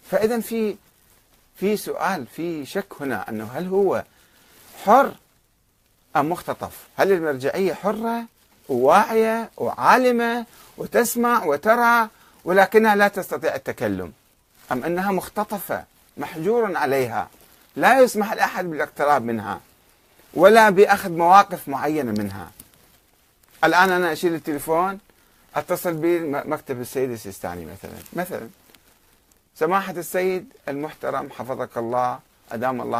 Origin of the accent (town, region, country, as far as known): Karbala, Karbala Governorate, Iraq; born or raised there